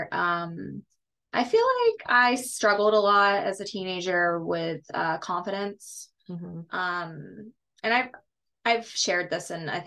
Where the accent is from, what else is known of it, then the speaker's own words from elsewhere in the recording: Plant City, Florida, United States; I was born in Plant City, Florida